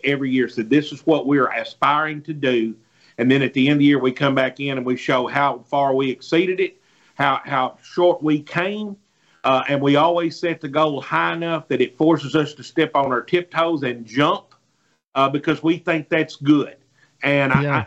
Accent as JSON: {"language": "English", "region": "Mississippi", "country": "United States"}